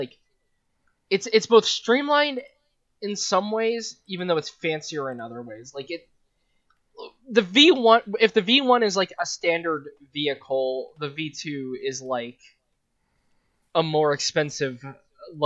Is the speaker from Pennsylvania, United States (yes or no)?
no; Las Vegas, Nevada, United States; moved away; I grew up in Vegas